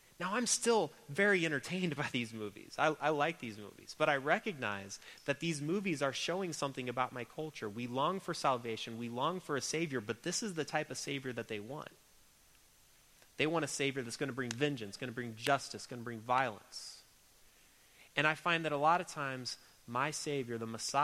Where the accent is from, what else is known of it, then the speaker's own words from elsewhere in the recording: United States; an American Christian